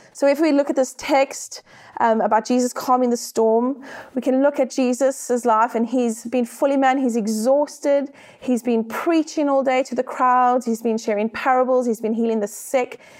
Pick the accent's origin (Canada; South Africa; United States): South Africa; accent: South African; now in United Kingdom; I am South African, as you can hear by my accent